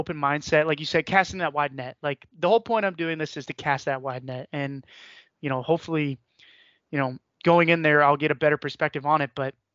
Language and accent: English; Northeast Ohio, United States; I was born here in Northeast Ohio. I've spent the majority of my life here in the Northeast Ohio.